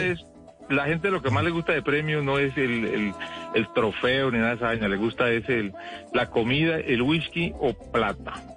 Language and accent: Spanish; Llanos Orientales, Colombia; also born or lived in Bogotá; now in Villavicencio, Colombia; yo toda la vida del llano, volví a mis comederos